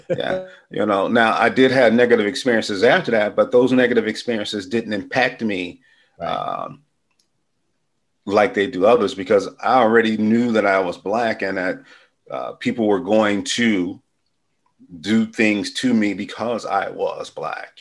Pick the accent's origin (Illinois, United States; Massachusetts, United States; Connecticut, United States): Illinois, United States; Chicago; growing up as a youth on the west side of Chicago was cool because it was families